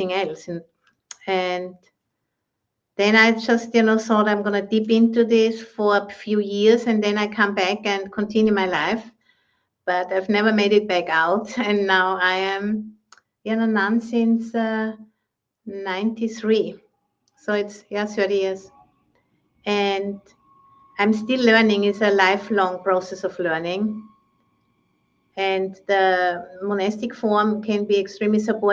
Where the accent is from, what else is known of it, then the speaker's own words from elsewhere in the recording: Austria; moved away as an adult; now in San Rafael, United States; I'm originally from Austria